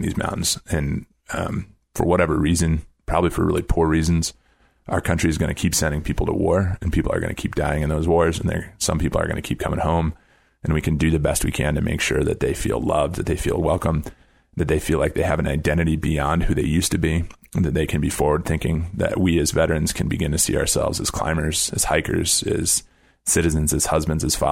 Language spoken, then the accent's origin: English; Brookings, South Dakota, United States; moved away; I grew up in Brookings, South Dakota, and the highest point in my home county is a covered landfill.